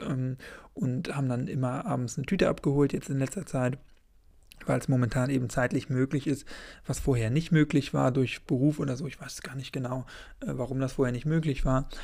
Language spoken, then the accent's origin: German; Schleswig-Holstein, Germany; ich komme natürlich aus Schleswig-Holstein